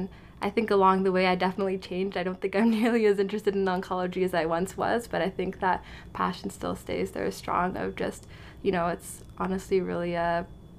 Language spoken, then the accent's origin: English; Oakville, Ontario, Canada; also born or lived in Hamilton; I grew up in Oakville